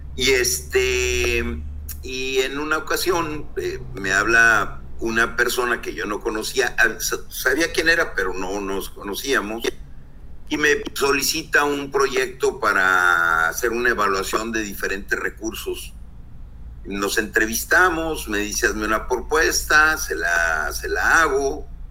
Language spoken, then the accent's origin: Spanish; Torreón, Coahuila, Mexico; moved away as an adult; now in Ensenada, Mexico; soy de Torreón, Coahuila, decidí venirme a Ensenada, Baja California.